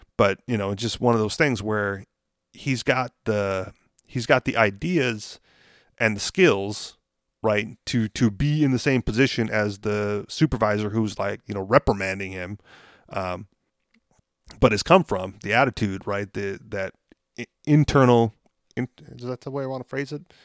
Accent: Hawaii, United States; moved away; I said Hawaii

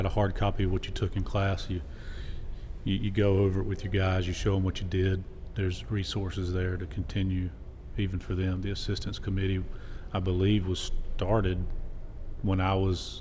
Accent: the Carolinas, United States; being born and raised in the Carolinas

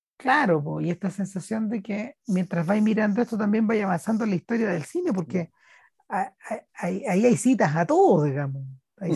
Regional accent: Chile; Somos, somos chilenos

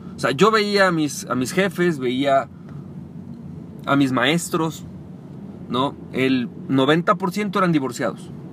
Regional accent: Mexico; de México que es mi país natal

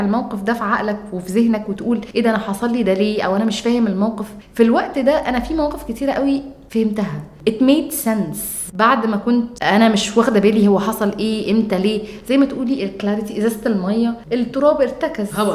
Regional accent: Egypt; انا جايه من مصر

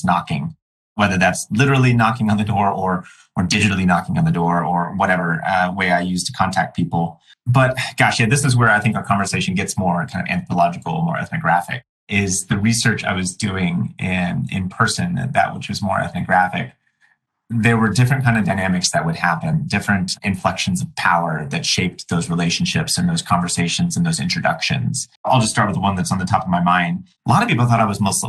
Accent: United States; myself as an American, as a U.S. American

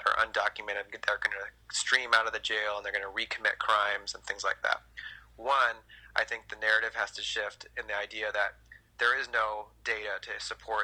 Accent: California, United States; I grew up here in California

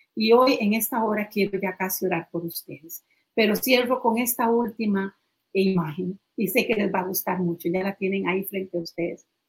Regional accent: Costa Rica; decimos en Costa Rica

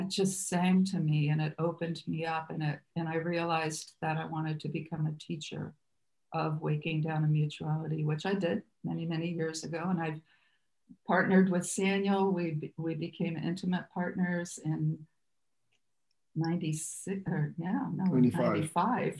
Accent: Muncie, Indiana, United States; moved away as an adult; also born or lived in California; I was raised Catholic in Muncie, Indiana, to a large family

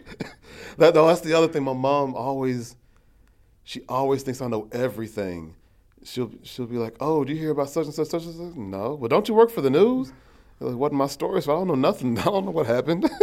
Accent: Lexington, Kentucky, United States; also born or lived in Cleveland; Born and raised in Lexington

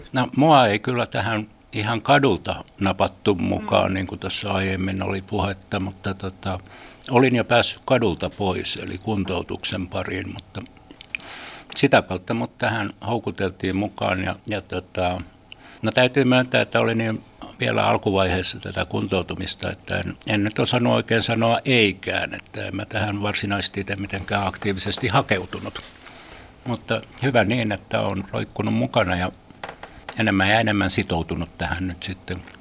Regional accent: Helsinki, Uusimaa, Finland; olen syntyperäinen helsinkiläinen ja täällä aina asunut

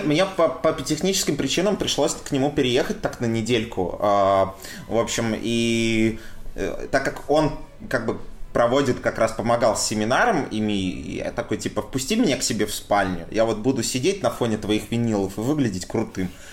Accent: Saint Petersburg, Russia; also born or lived in Ivanovo; я все-таки вырос большей часть в Петербурге

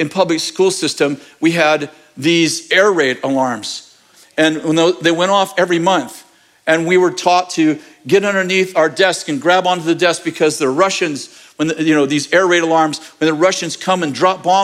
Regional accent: United States; I'm an American and intensely patriotic

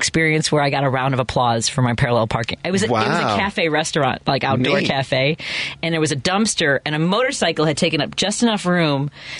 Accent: Chicago, Illinois, United States; moved away as an adult; also born or lived in Champaign, Illinois; now in Nashville, United States; I grew up in Chicago, and I went to school in Champaign, but other than that, I really didn't live anywhere else in the world for any extended period of time.

